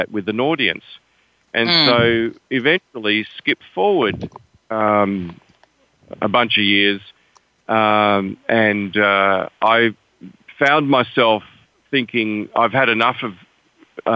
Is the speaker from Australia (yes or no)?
yes; Perth, Western Australia, Australia; moved away as an adult; also born or lived in Amsterdam, Netherlands; now in Chiba, Japan; we immigrated to Australia when I was five. So I grew up in Perth, Western Australia.